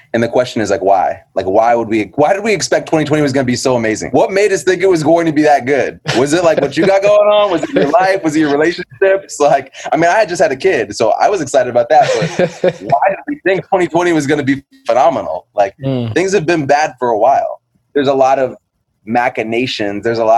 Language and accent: English; Iowa, United States; also born or lived in Indianapolis; now in New Haven, United States; But I'm from New Haven, originally from Iowa and Indianapolis. But at this point, I can just say New Haven. I've been there since 2004 and love that city.